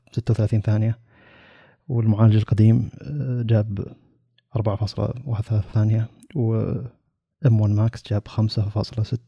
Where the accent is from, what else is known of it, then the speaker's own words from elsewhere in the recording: Saudi Arabia; عندنا في السعودية